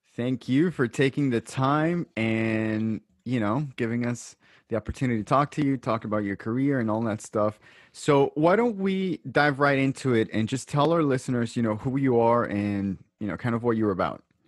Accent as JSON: {"language": "English", "town": "Brooklyn", "region": "New York", "country": "United States", "moved": "yes", "lives_now": "Long Island, United States", "said": "technically, I'm not from Long Island. I'm from Brooklyn, but I love it out here"}